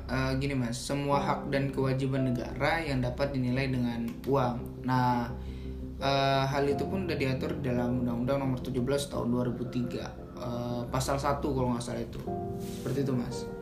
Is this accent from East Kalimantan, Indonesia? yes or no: yes; Sangatta, East Kalimantan, Indonesia; kota saya di Sangatta Kalimantan Timur